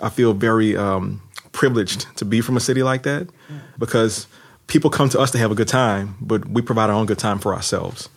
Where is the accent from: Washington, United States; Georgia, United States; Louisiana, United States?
Louisiana, United States; New Orleans; as a child growing up in New Orleans East, which is a neighborhood in New Orleans